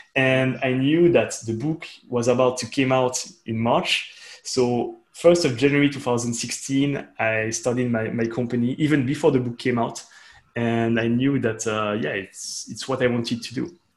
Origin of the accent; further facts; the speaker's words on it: Switzerland; I'm from Switzerland, which is a very interesting country and very specific country